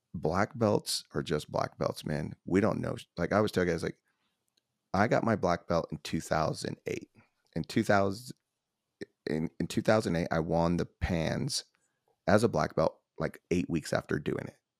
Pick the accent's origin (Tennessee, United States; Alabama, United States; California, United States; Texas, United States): Tennessee, United States; Nashville; I'm from Nashville